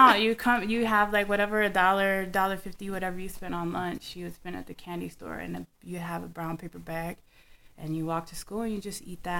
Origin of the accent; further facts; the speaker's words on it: Midwest, United States; also born or lived in Chicago; I was raised in the Midwest and the birthplace of funk. And also spent a lot of time in Chicago, Illinois, back and forth. I grew up in the 80s.